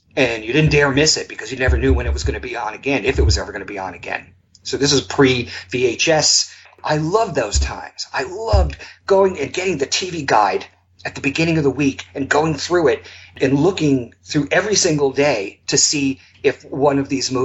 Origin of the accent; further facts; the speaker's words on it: Long Island, New York, United States; I grew up on Long Island in New York.